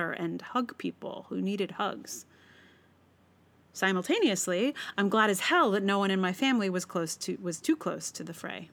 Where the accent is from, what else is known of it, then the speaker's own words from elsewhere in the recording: Charlottesville, Virginia, United States; moved away; I am from Charlottesville